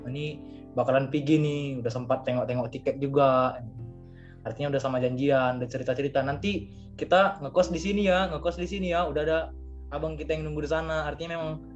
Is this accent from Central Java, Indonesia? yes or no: no; Medan, North Sumatra, Indonesia; aku dari Medan